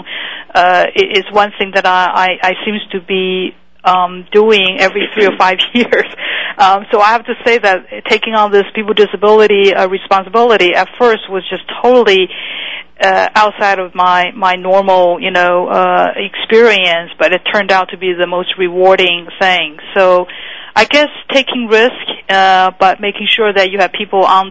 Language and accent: English; Taiwan; moved away as an adult; now in United States; I was born in Taiwan, and so I came to this country when I was 19